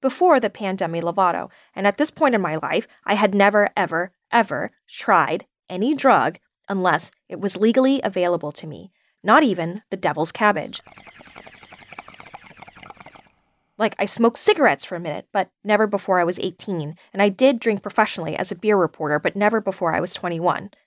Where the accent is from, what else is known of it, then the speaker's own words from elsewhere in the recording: the South, United States; I'm a Southerner